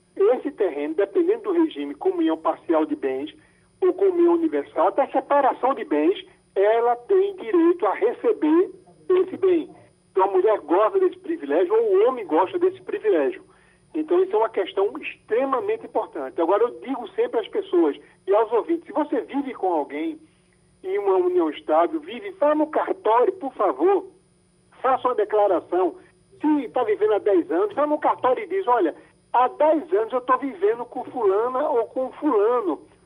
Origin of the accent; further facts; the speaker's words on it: Glória do Goitá, Pernambuco, Brazil; moved away; fui em Glória do Goitá, minha, minha terrinha